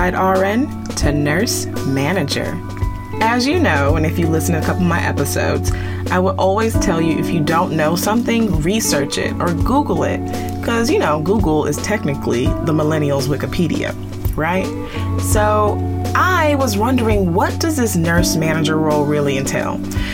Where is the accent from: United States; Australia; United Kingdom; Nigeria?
Nigeria; I'm Nigerian, the oldest of four